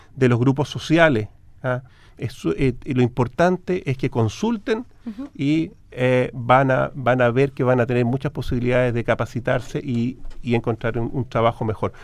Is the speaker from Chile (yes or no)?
yes; Chile; como chilenos